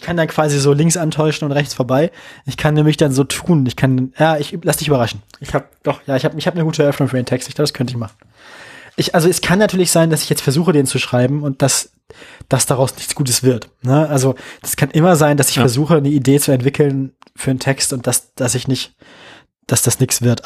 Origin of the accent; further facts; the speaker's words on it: West Germany, Germany; now in Leipzig, Germany; als Wessi